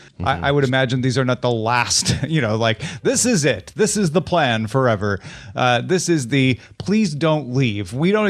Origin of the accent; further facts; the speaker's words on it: Midwest, United States; You know, I'm from the Midwest.